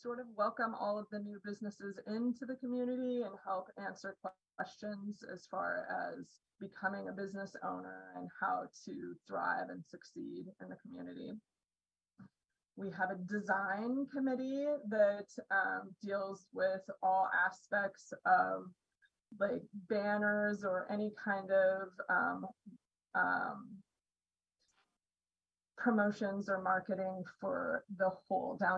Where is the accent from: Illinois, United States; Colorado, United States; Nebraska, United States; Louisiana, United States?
Colorado, United States; moved away as an adult; also born or lived in Portland, Oregon; now in Astoria, United States; I am from Colorado originally. I moved to Oregon in 1995 to go to college